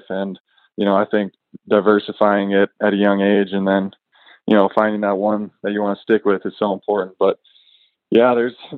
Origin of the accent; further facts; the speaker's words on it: Jamestown, North Dakota, United States; I grew up in Jamestown, North Dakota, a little small town of about 15,000 people in central Nodak.